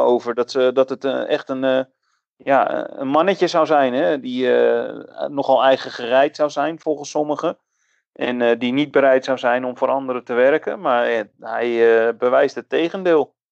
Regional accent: Netherlands; als Nederlander

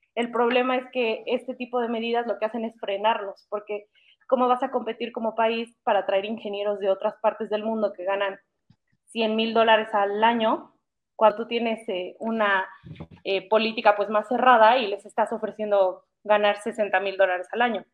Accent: Mexico; como mexicanos

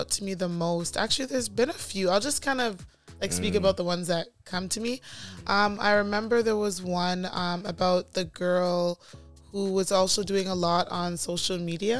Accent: Jamaica

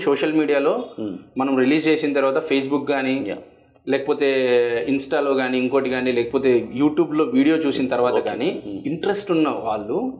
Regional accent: Anantapur, Andhra Pradesh, India; నేను అన్ని అనంతపూర్లోనే ఎందుకు షూట్ చేశాము అంటే నేను పుట్టి పెరిగింది ఇక్కడే

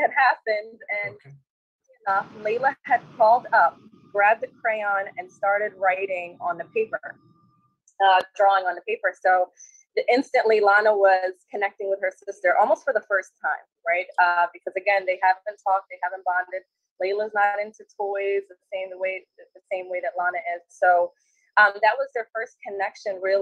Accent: Maryland, United States; also born or lived in Cairo, Egypt; Originally, I'm from Egypt. So I was born in Cairo, Egypt, and I came here when I was 6 years old, and I've been in Maryland ever since

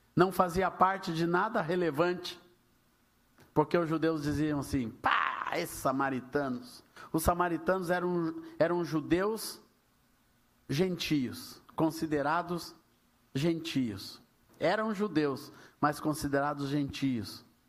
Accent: Minas Gerais, Brazil; porque eu sou mineiro, então eu nunca tive o hábito de tomar chimarrão

